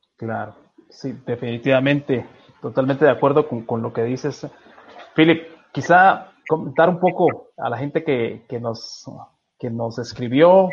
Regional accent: Guatemala; soy guatemalteco

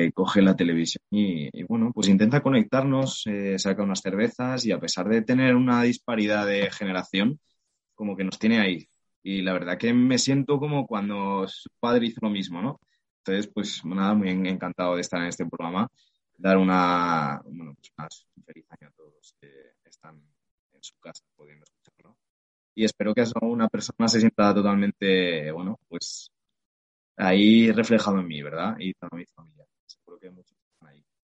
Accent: Oviedo, Asturias, Spain; soy un, chico de Oviedo, eh, madre asturiana, padre totalmente maño, familia maña.

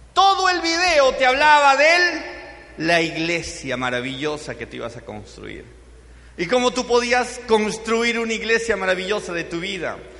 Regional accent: Cusco, Peru; yo soy de Cusco

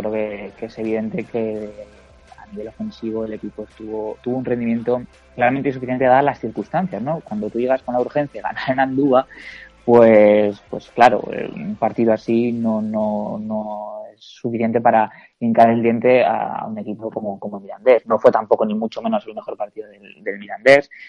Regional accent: La Rioja, Spain; como riojano

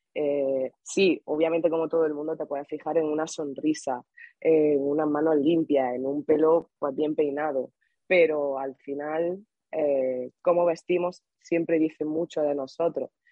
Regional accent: Granada, Andalusia, Spain; moved away as an adult; now in Madrid, Spain; yo vengo de Granada y Granada es una ciudad pequeñita

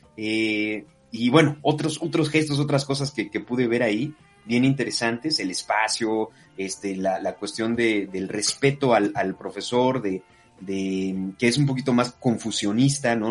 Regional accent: Mexico; moved away; los latinoamericanos, los mexicanos en concreto y mexicanas

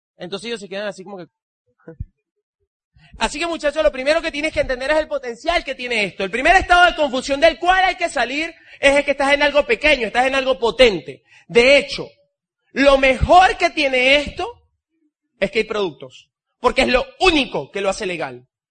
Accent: El Tigre, Anzoátegui, Venezuela; Yo nací en el Tigre

